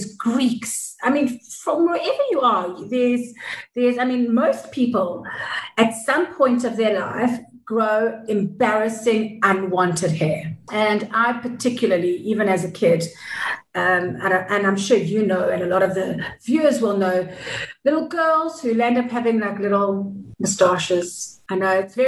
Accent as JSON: {"language": "English", "country": "South Africa", "tie": "born or raised there", "also_born_or_lived": "Israel", "said": "Born in Israel, but at the age of 4, moved to South Africa. My mom's South African. My late dad was Israeli. And yeah, I grew up in South Africa, so I'm basically South African."}